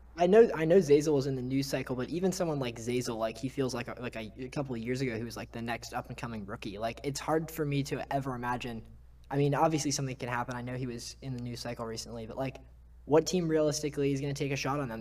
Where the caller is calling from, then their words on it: New York, United States; calling in from, uh, New York, Manhattan.